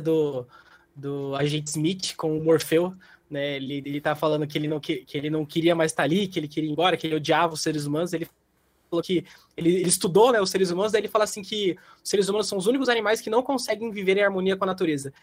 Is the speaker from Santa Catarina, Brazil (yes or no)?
no; Campinas, São Paulo, Brazil; eu sou de Campinas